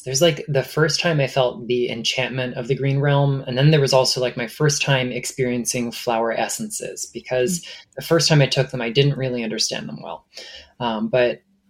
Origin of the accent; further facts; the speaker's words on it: Stuart, Florida, United States; my hometown of Stuart, Florida